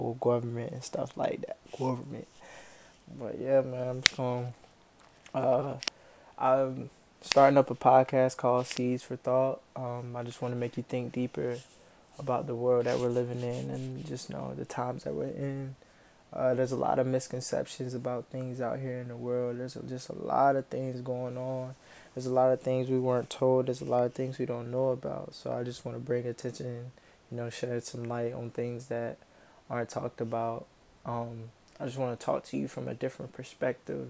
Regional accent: Camden County, North Carolina, United States; also born or lived in Florence, South Carolina; I grew up in Camden County, North Carolina, which is like northeastern North Carolina.

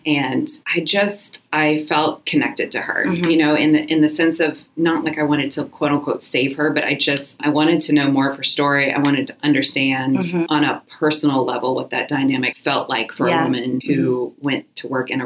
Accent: United States; I was born in America and have privilege and opportunity

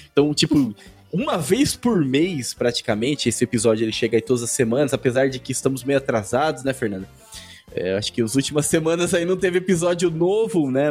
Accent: Brazil; Somos brasileiros

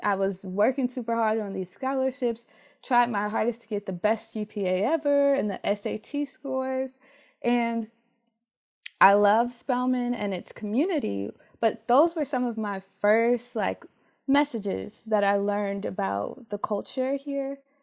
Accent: Detroit, Michigan, United States; moved away as an adult; I'm from Detroit, um, lots of Detroit public schools are predominantly Black, and I went to a high school that had over three thousand students

